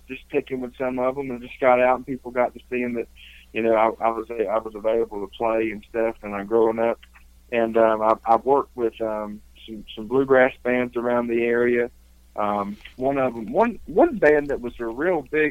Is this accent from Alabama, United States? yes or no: no; Richlands, North Carolina, United States; moved away as an adult; now in Pigeon Forge, United States; I was born and raised in Eastern North Carolina, Richlands, North Carolina, the Jacksonville area